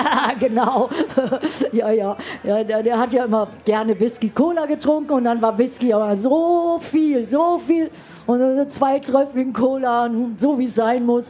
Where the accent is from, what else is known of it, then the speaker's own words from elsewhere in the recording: Düsseldorf, North Rhine-Westphalia, Germany; moved away; wir kommen ja beide aus Düsseldorf